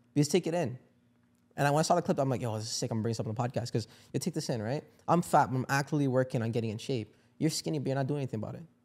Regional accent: India; I'm from India

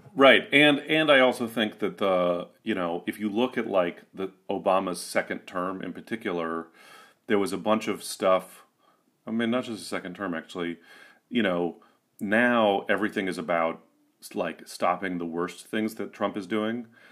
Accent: San Francisco, California, United States; also born or lived in Portland, Oregon; growing up in San Francisco

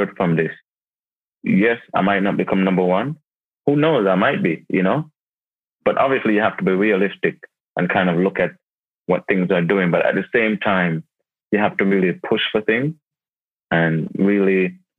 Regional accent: Jamaica; moved away; also born or lived in United Kingdom; I was born in Jamaica.

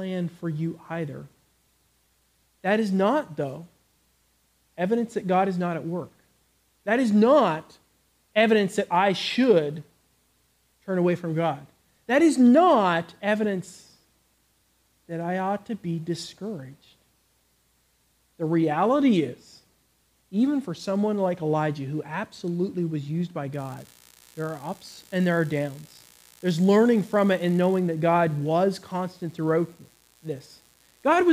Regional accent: Canada; moved away; I come from Canada.

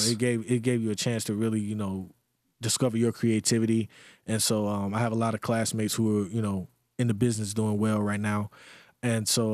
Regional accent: Greenwood, South Carolina, United States; moved away; my hometown, Greenwood, South Carolina.

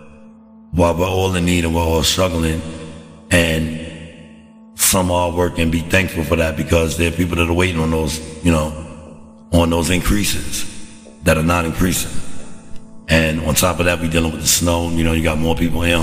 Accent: United States; as an American citizen

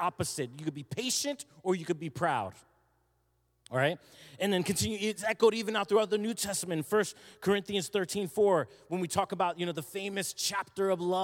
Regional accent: New Jersey, United States; moved away; I'm from South Jersey

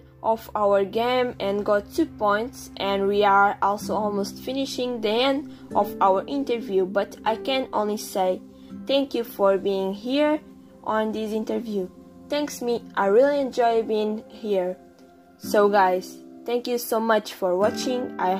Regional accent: Boca Raton, Florida, United States; born there; now in Los Angeles, United States; I was born in Boca Raton in Florida. And I live in Los Angeles in California, so I'm from United States of America.

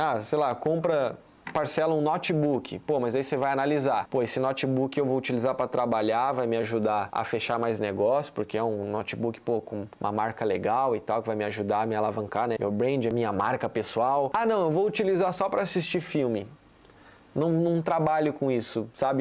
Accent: Florianópolis, Santa Catarina, Brazil; eu sou aqui de Floripa, tô morando aqui em Jurerê

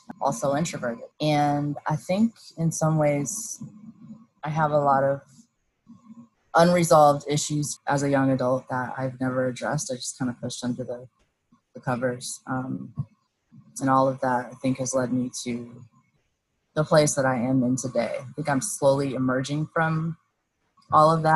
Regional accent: Claremont, California, United States; I grew up in Southern California

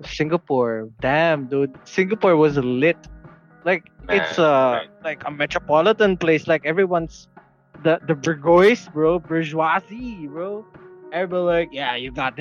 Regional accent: Dubai, United Arab Emirates; moved away; also born or lived in Philippines; Well, I was born in Dubai

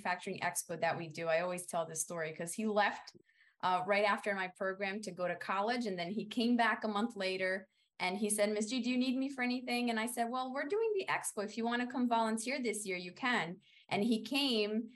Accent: Brazil; now in United States; I come from Brazil, from a rural region where teachers are not valued that much

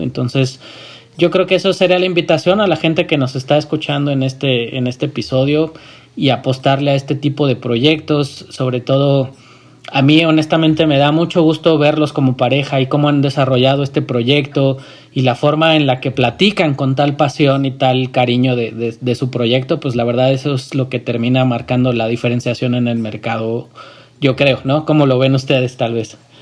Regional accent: Mexico

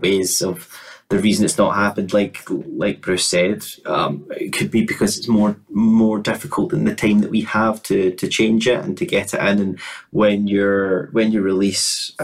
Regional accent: Glasgow, Scotland, United Kingdom; moved away as an adult; also born or lived in Cambridge; I'm from Glasgow, and Glasgow is a very beautiful city, but we're known for being quite rough

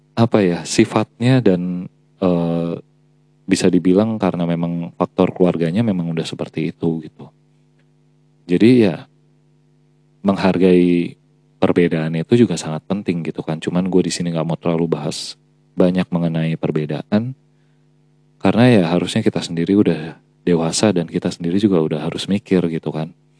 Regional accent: Java, Indonesia; gue sendiri sebagai orang Jawa

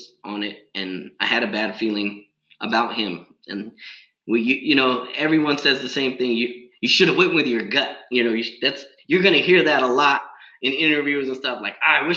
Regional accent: San Diego, California, United States; I'm from San Diego

